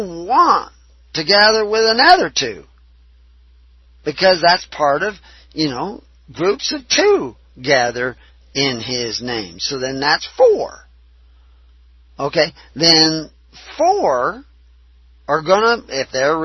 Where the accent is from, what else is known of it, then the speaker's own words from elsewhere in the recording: Texas, United States; accent: southern; I can use a southern accent because I was raised in Texas.